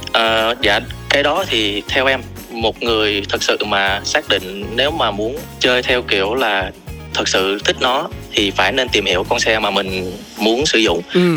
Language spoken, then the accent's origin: Vietnamese; Southern Vietnam, Vietnam; born or raised there; accent: southern; moved away as an adult; now in Hanoi, Vietnam